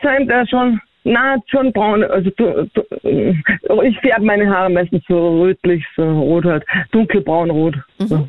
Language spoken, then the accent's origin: German; Bischofshofen, Salzburg, Austria; ich bin äh, aus Bischofshofen